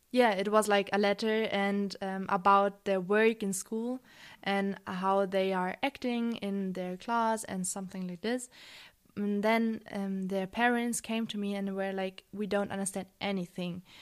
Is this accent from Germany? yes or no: yes; Germany; I'm not from Austria, I'm from Germany